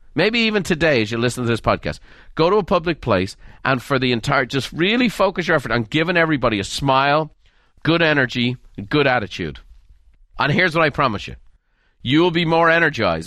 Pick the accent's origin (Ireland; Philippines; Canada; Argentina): Ireland; I was raised in Ireland